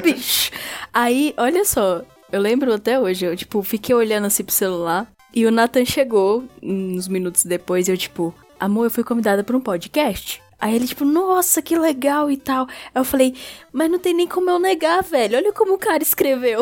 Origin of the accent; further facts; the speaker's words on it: Brasília, Federal District, Brazil; Eu sou aqui de Brasília